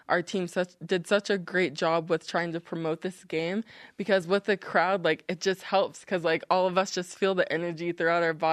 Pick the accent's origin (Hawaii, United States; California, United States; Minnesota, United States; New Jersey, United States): Hawaii, United States; also born or lived in Japan / Washington / Georgia; So I was born in Japan, and then we moved to Washington State, and then we moved to Georgia, and then Hawaii.